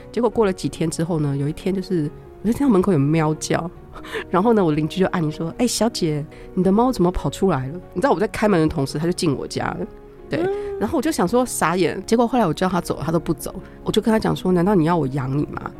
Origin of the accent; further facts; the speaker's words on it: Taiwan; moved away as an adult; also born or lived in Italy; 我在那个学校只有一个日本人跟我一个台湾人